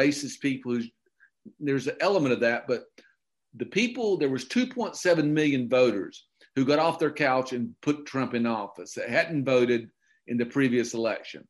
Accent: Okefenokee Swamp, Georgia, United States; moved away; I grew up in the Okefenokee Swamp, and I grew up in redneck heaven

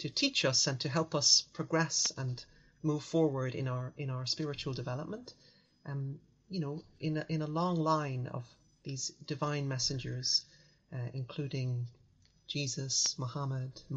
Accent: Dublin, Leinster, Ireland; At the time in the 80s, 90s, growing up in Ireland, most of our friends were either Catholic or Protestant.

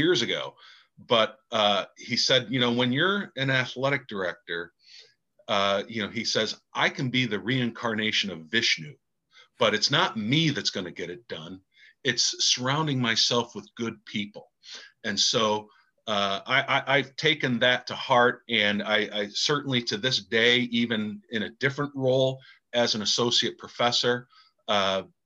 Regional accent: Pittsford, New York, United States; growing up in Pittsford, New York was great

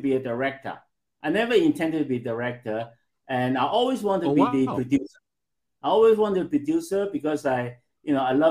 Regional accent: Hong Kong; growing up in Hong Kong

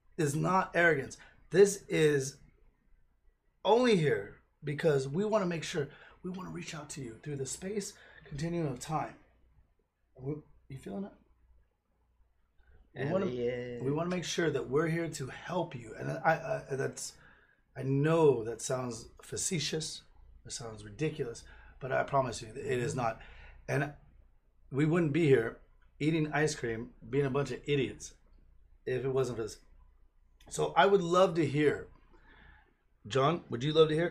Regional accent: United States

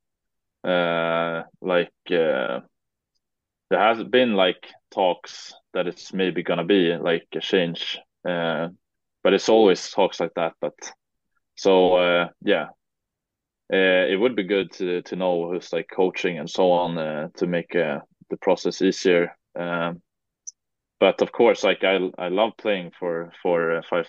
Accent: Sweden; English is a second language; moved away as an adult; now in Kirkcaldy, United Kingdom; for me as a Swede, we're pretty comfortable playing and talking English

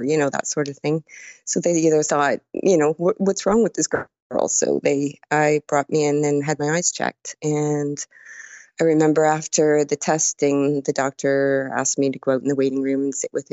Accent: Burlington, Ontario, Canada; I'm from Burlington, Ontario, Canada, which is about an hour from Toronto

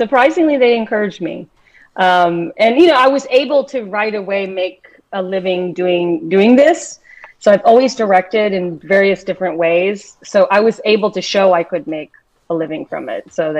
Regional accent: Texas, United States; also born or lived in Philippines; now in Brooklyn, United States; I was very small when we came. I was probably, 2 or 3 when we came here. And so they didn't, you know, I spoke a little bit of Tagalog when I was a little baby, but we had really wanted to assimilate because we ended up in this small Texas town

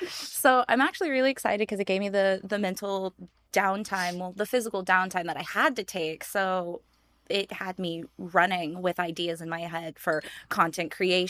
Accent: San Diego, California, United States; now in Las Vegas, United States; I'm from San Diego, where it thankfully doesn't get very cold in the winter

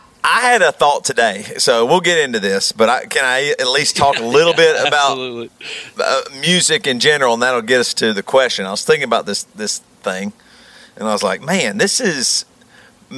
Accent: Greer, South Carolina, United States; moved away as an adult; also born or lived in Rock Hill, South Carolina / Seattle; we had to leave Greer

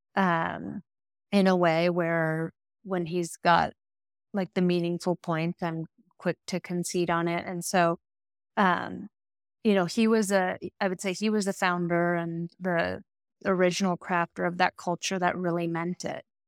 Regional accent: Midwest, United States; I'm a Midwesterner

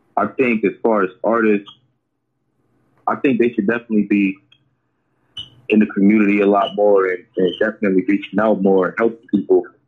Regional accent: Oakland, California, United States; I'm from Oakland

